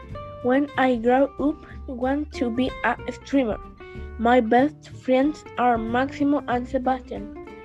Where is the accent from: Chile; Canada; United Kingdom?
Chile; I'm from Chile. I am in grade 6. I am 11 years old.